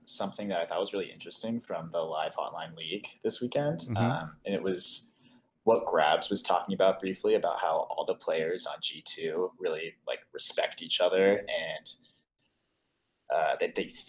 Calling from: Chicago, Illinois, United States; Chicago, Illinois.

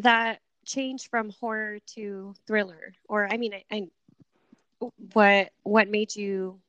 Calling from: Bakersfield, California, United States; We're actually in California. We're calling from Bakersfield, which is

